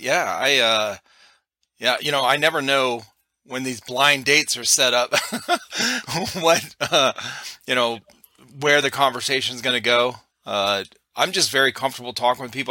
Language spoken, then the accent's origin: English; Cleveland, Ohio, United States; moved away as an adult; now in South Carolina, United States; I'm originally from Cleveland, Ohio.